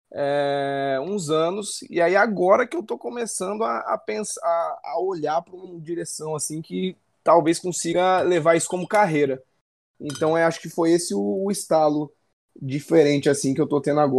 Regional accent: Volta Redonda, Rio de Janeiro, Brazil; born there; accent: mixed; Esse sotaque meu aqui é meio misturado aí. Eu, eu nasci, na verdade, em Volta Redonda, no Rio de Janeiro, mas eu já me mudei 26 vezes desde então.

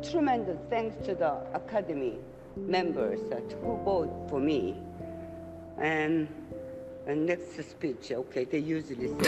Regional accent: South Korea; I'm from Korea, and actually

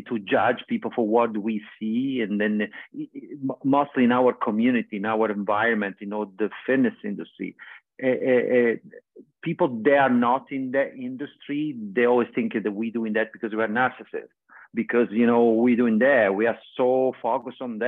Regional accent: Vieste, Apulia, Italy; moved away; Vieste is my hometown in Italy

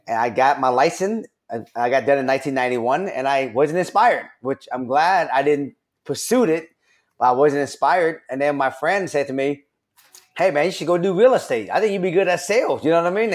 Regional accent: Seattle, Washington, United States; I grew up in Rainier Valley

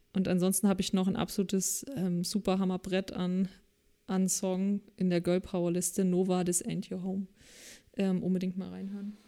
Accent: East Germany, Germany; als Ossi überhaupt gar keine kirchliche Bildung genossen habe

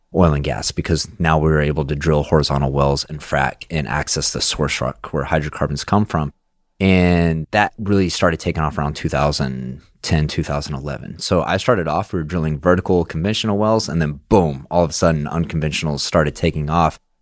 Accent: Midland, Texas, United States; growing up in Midland

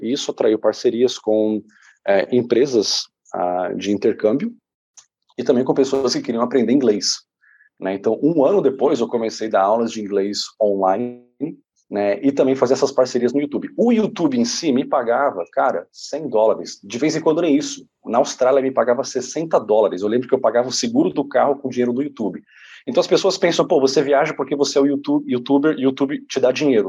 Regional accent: São Paulo, Brazil; moved away as an adult; also born or lived in Canada; a gente era muito pobre na periferia de São Paulo

